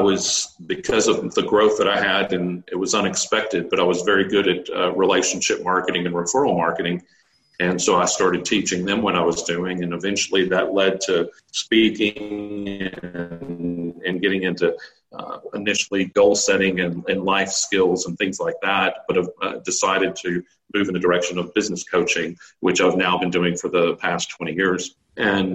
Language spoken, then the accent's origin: English; Texas, United States; moved away as an adult; also born or lived in Australia; I'm from Texas.